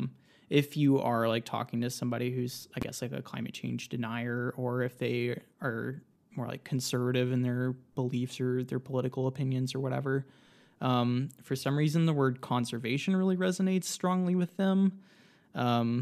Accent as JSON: {"language": "English", "region": "Georgia", "country": "United States", "also_born_or_lived": "Nashville, Tennessee", "moved": "as an adult", "said": "I'm originally from Georgia, but I moved back here after the pandemic started."}